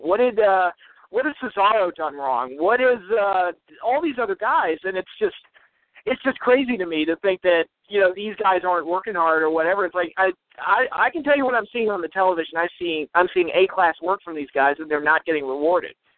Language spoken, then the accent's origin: English; United States; as an American fan